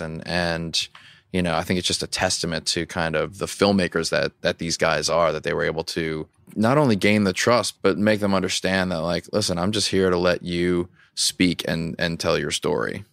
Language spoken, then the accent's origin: English; Louisiana, United States; I grew up in Louisiana